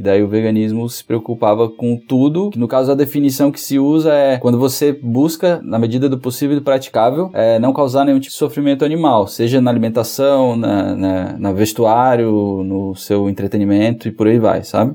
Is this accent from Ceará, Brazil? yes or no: yes; Fortaleza, Ceará, Brazil; moved away as an adult; now in Florianópolis, Brazil; Eu sou de Fortaleza, né? Na verdade, morei maior parte da minha vida em Fortaleza